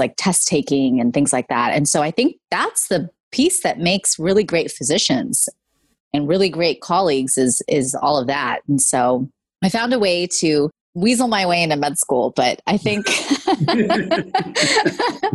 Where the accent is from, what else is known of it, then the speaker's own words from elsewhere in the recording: California, United States; I was born and raised in California, and my parents immigrated here from India and Pakistan